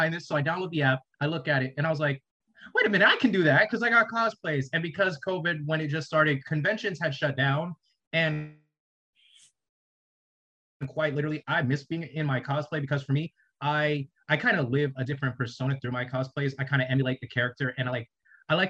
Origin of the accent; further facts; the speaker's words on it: rural South Carolina, United States; coming from rural South Carolina